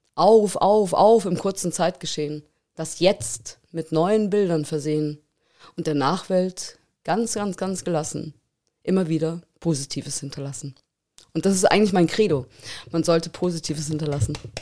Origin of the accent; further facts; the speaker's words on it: Munich, Bavaria, Germany; now in Tegernsee, Germany; ich bin in München aufgewachsen